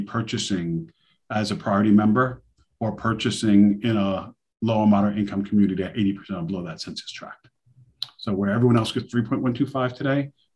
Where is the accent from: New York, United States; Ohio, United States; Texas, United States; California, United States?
New York, United States; New York City; I'm from New York City myself, Queens. So I know Brooklyn very well. I stomped in Brooklyn all coming up.